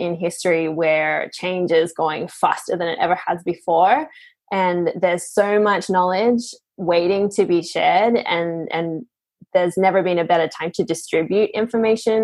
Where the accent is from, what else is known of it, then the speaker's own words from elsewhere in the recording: Australia; now in Portugal; I grew up in Australia, but I now live in Portugal